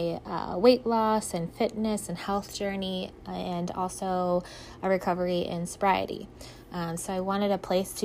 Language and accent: English; Ohio, United States; I'm from Ohio. I was born and raised here